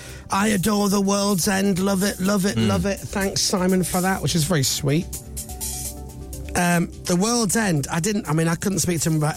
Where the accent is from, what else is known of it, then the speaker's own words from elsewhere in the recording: Leeds, Yorkshire and the Humber, United Kingdom; One, I'm from Leeds.